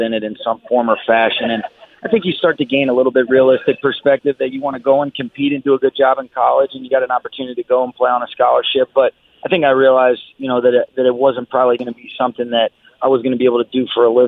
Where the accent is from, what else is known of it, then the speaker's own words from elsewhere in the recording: Atlanta, Georgia, United States; now in Los Angeles, United States; when I was growing up in Atlanta